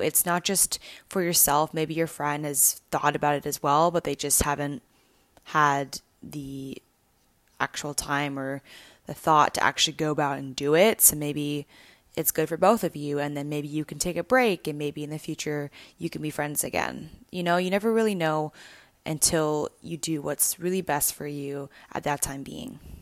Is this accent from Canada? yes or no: yes; Canada; moved away; growing up, I grew up in Canada